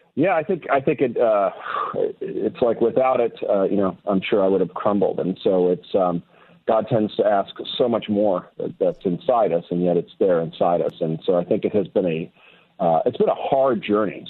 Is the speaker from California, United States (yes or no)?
yes; Newport Beach, California, United States; moved away; also born or lived in Wellesley, Massachusetts; I'm originally from Newport Beach, California. I was back east in Wellesley, Massachusetts for about 16 years